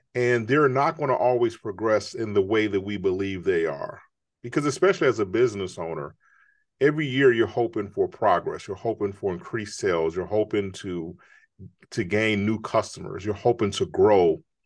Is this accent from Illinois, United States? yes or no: yes; Chicago, Illinois, United States; I grew up in Chicago